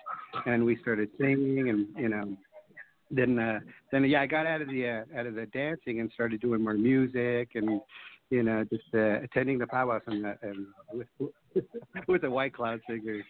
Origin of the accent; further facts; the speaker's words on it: Los Angeles, California, United States; also born or lived in La Jolla Reservation, San Diego County; I was raised over in L.A., of course, L.A., Hollywood